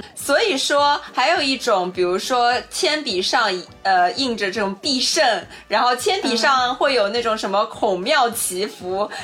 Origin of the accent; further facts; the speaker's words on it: China; 这个许愿就是我们中国人自己家的一个 traditional 的环节